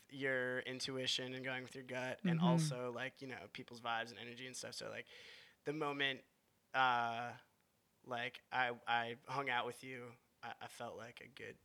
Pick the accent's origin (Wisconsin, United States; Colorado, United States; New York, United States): Wisconsin, United States; I'm from Wisconsin.